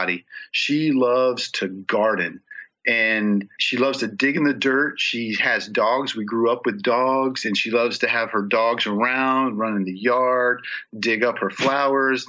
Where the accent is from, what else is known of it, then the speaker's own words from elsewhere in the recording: Charleston, South Carolina, United States; moved away; my hometown of Charleston, South Carolina